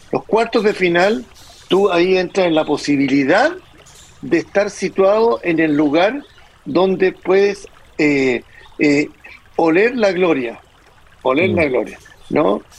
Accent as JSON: {"language": "Spanish", "country": "Chile", "said": "como chilenos"}